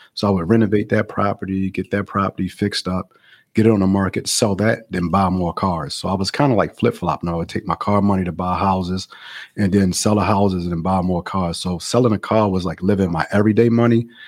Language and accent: English; Baltimore, Maryland, United States; moved away as an adult; now in Los Angeles, United States; I'm actually from Baltimore, Maryland, so I moved to California, um, like eleven years ago, I moved to L